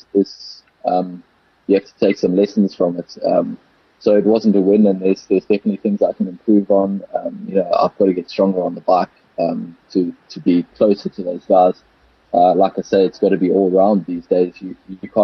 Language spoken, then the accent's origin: English; South Africa; born or raised there